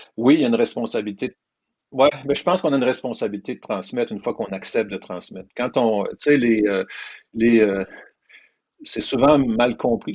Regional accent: Quebec, Canada; Je suis un Québécois qui vit au Québec

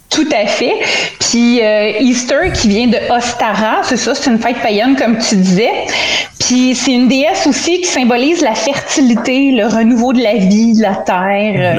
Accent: Montreal, Quebec, Canada; also born or lived in Saint-Jean-sur-Richelieu; suis née à Montréal.

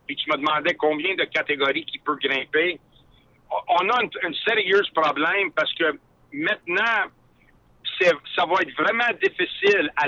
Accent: Quebec, Canada; moi, un petit gars de Québec là, qui, est passionné par la boxe

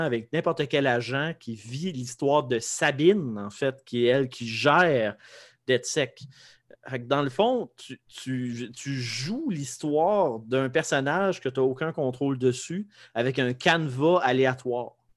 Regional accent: Lévis, Quebec, Canada; je viens de Lévis

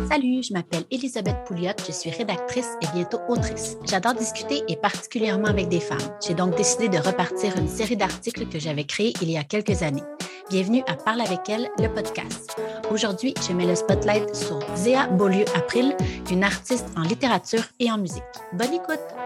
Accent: Rivière-du-Loup, Quebec, Canada; moved away as an adult; je viens de Rivière-du-Loup. Euh, j'étais là un peu comme toi, là, jusqu'à 17, 18 ans

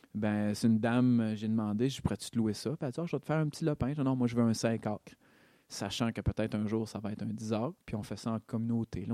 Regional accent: Montreal, Quebec, Canada; moved away; je viens de Rosemont, là, tu sais, je suis un gars de la ville

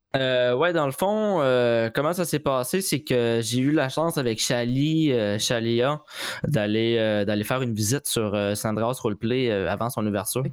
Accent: Quebec, Canada; je suis québécois

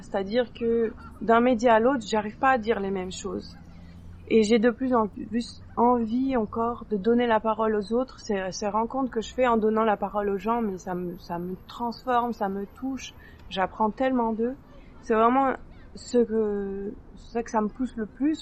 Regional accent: France; moved away as an adult; now in Quebec, Canada; j'ai grandi en France, mais j'ai un père hongrois

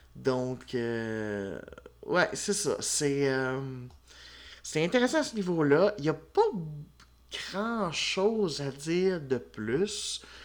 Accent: Quebec, Canada; Je suis un Québécois

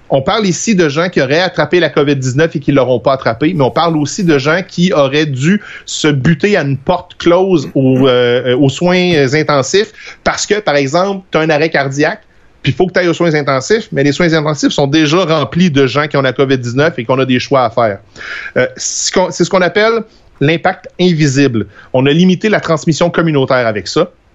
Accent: Trois-Rivières, Quebec, Canada; moved away; also born or lived in Alma; je viens de Trois-Rivières, puis quand j'ai déménagé euh, à Alma

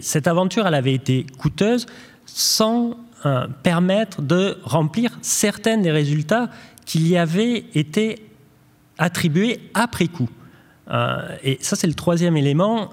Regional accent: France; en tant que Français

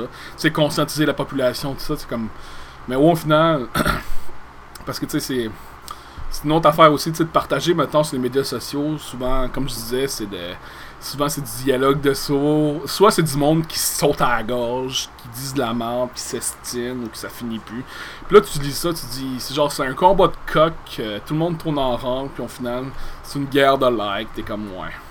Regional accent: Gaspésie, Quebec, Canada; de par chez nous, en Gaspésie

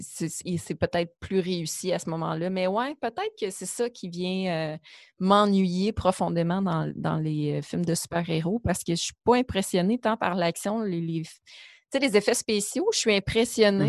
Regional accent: Abitibi, Quebec, Canada; moved away as an adult; also born or lived in Montreal; j'ai grandi en Abitibi

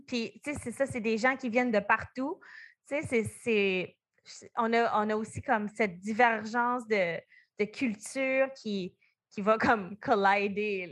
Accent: New Brunswick, Canada; on vient comme du Nouveau-Brunswick

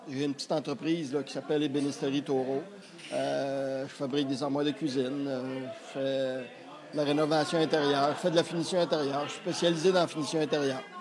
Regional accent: Ragueneau, Quebec, Canada; je viens, je suis natif de Regno.

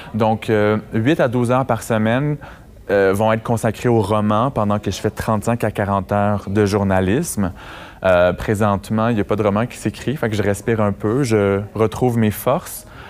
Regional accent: Amos, Quebec, Canada; moved away as an adult; also born or lived in Montreal; c'était en Abitibi, dans ma ville natale

